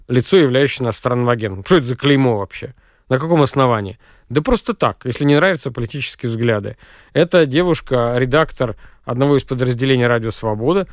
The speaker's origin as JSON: {"language": "Russian", "country": "Russia", "moved": "yes", "said": "у меня на родине"}